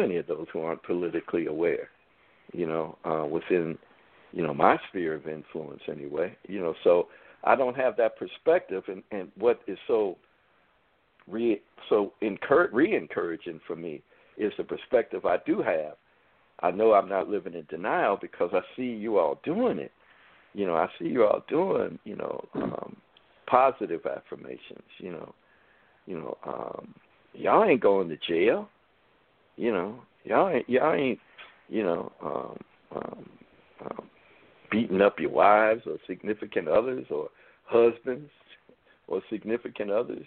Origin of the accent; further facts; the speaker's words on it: United States; I'm an American, born here